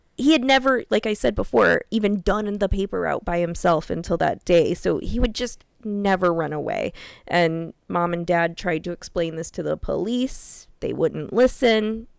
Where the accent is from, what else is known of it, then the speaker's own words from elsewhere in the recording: Iowa, United States; also born or lived in Des Moines; I'm born and raised in Iowa